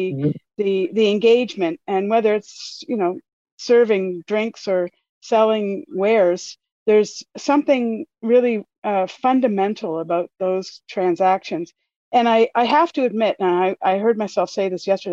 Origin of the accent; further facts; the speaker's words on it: Dartmouth, Nova Scotia, Canada; moved away; born in Dartmouth and am thrilled to be resident back here